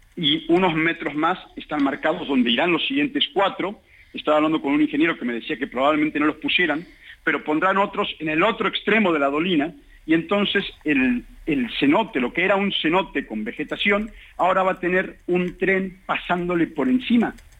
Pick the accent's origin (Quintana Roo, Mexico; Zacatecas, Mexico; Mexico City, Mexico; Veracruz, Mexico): Quintana Roo, Mexico; somos los habitantes de Quintana Roo